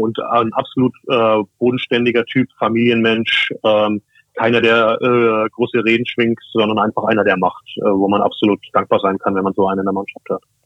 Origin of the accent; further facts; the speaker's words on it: Franconia, Germany; moved away as an adult; now in Osnabrück, Germany; gebürtiger Franke, also erst später in den Norden gekommen nach dem Studium